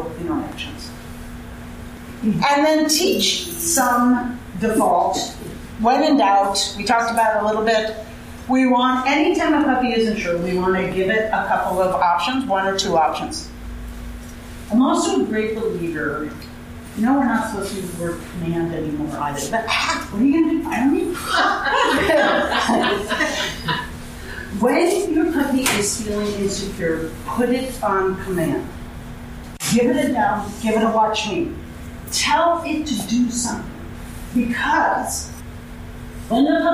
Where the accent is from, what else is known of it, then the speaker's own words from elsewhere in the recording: New York, United States; moved away; I'm from New York